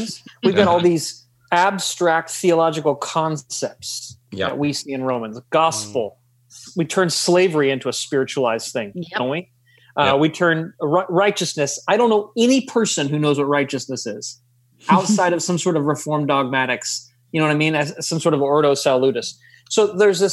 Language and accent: English; United States; as Christians, and we're from the States